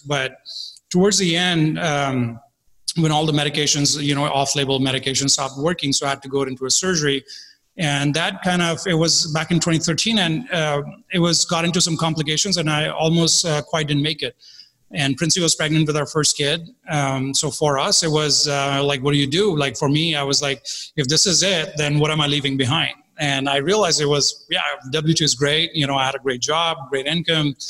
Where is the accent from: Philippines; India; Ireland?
India; I was born in India. Uh, my father was in the army, so we grew up around uh, a very disciplined life